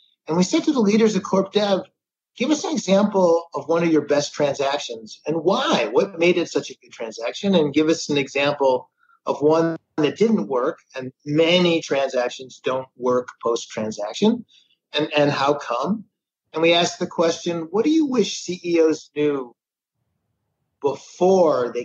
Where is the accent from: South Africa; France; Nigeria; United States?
United States; Midwest; we're from the Midwest.